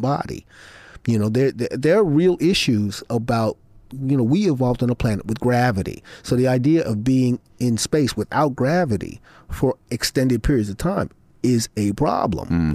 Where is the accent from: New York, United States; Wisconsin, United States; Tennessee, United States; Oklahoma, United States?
New York, United States; Brooklyn; Brooklyn is what I know. I grew up in Brooklyn